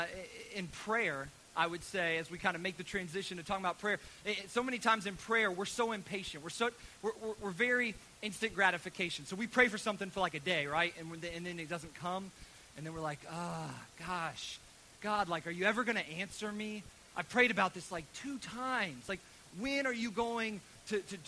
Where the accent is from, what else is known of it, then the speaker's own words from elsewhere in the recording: United States; as American children